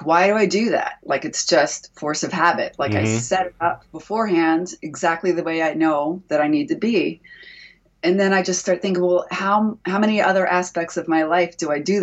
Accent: Maryland, United States; also born or lived in Washington, D.C. / Philadelphia / Oakland / Tucson; now in Morongo Valley, United States; I grew up in Maryland, right outside of Washington.

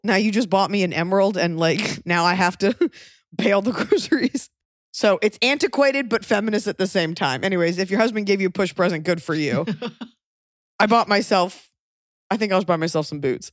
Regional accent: the South, United States; I'm from the South

